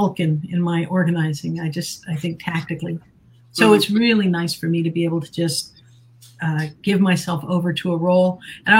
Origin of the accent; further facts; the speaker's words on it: Bay County, Florida, United States; I grew up in Bay County, Florida